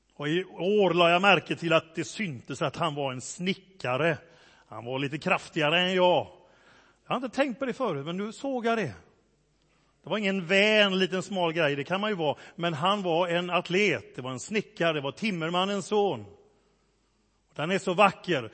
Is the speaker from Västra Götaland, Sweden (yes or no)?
yes; Gothenburg, Västra Götaland, Sweden; accent: göteborgska (Gothenburg dialect); Min göteborgska blir bara värre och värre